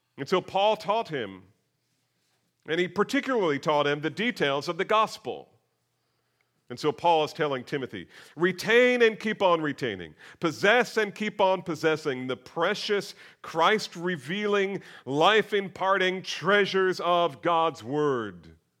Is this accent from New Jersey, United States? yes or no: yes; near Princeton, New Jersey, United States; I grew up near Princeton